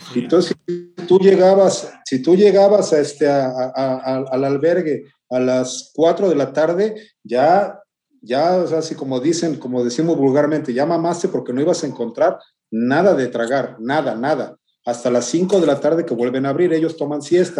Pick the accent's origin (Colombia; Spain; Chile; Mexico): Mexico; Las Vigas de Ramírez, Veracruz; now in Xalapa, Mexico; de acá de mi tierra que se llama Piedra Parada, en el municipio de Las Vigas, estado de Veracruz, México